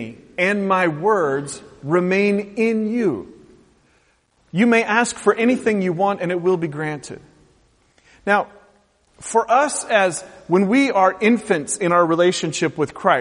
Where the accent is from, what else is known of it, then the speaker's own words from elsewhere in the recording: United States; in our American culture